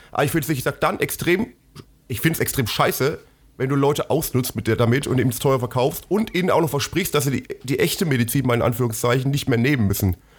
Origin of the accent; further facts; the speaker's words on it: Germany; wir als Deutsche